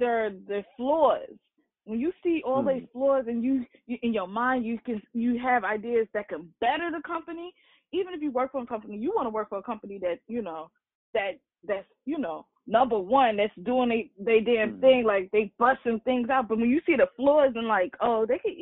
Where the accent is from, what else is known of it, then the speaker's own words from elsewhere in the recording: Baltimore, Maryland, United States; also born or lived in Harlem, New York / Staten Island, New York; little girl, growing up in Harlem, move to Staten Island, then move to Baltimore, raised in Baltimore